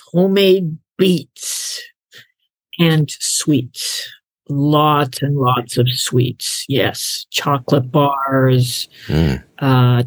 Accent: United States; moved away; also born or lived in Canada; me being American on one half

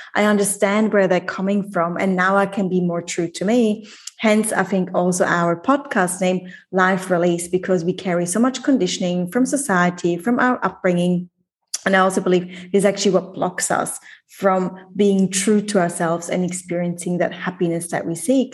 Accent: Switzerland; moved away as an adult; I left Switzerland when I was 19, moved across the world, never gone back

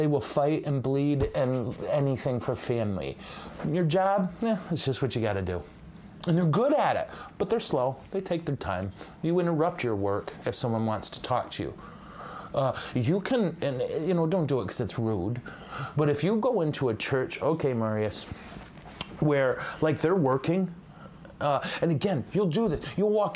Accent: United States; as an American

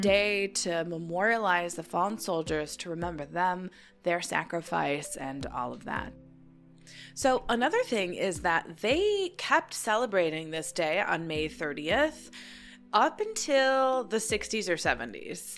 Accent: United States; being an American my entire life

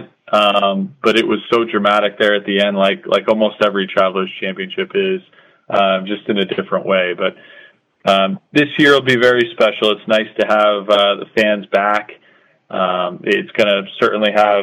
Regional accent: Connecticut, United States; also born or lived in North Carolina; I grew up here in Connecticut, so, Connecticut's kind of always been home for me.

